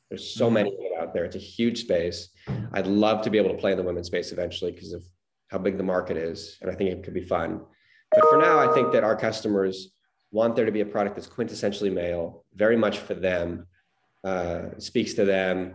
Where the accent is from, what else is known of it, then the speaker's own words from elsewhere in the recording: Montreal, Quebec, Canada; growing up in Montreal